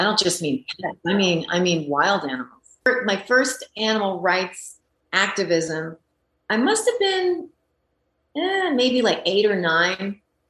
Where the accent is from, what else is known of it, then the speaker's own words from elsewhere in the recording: France; I had a girlfriend when I was growing up in France. This was in rural France, where my mother is from, where I would spend my holidays and part of the school year when my parents weren't getting along.